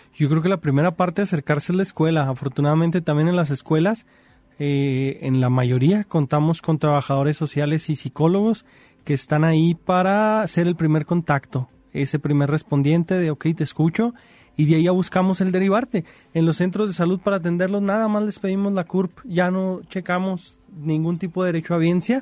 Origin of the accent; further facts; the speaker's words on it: Mexico; como mexicanos